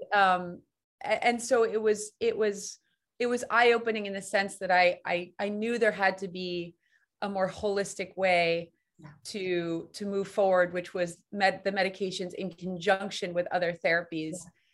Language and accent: English; New York City, New York, United States; I grew up in Manhattan on the 11th floor.